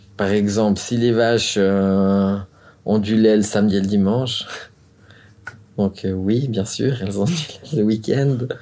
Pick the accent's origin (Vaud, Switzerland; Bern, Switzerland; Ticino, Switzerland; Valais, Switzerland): Vaud, Switzerland; Montricher; je viens de Montrichet, on a la fromagerie gourmande à Montrichet. Je suis fils de fromager